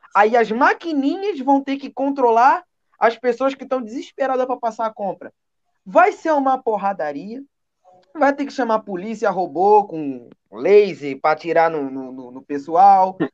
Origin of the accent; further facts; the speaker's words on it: Brazil; como brasileiro